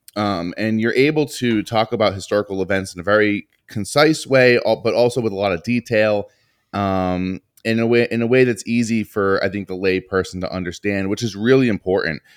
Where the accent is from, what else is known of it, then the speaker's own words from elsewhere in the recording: Northeast, United States; growing up in the Northeast